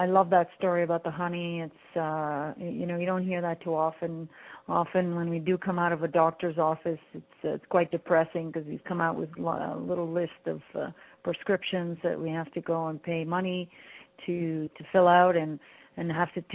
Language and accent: English; Canada; I come from Greek parents. I was born in Canada, but I come from Greek parents